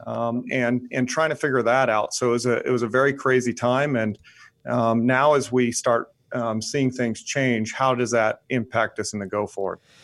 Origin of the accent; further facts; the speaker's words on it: Tennessee, United States; moved away as an adult; also born or lived in Georgia; now in North Carolina, United States; I was raised in Tennessee